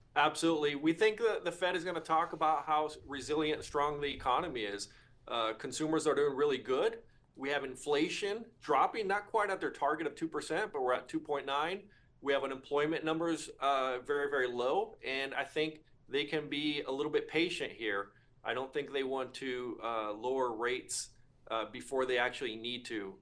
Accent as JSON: {"language": "English", "region": "Northern California", "country": "United States", "moved": "yes", "lives_now": "Flower Mound, Texas, United States", "said": "I'm originally from Northern California"}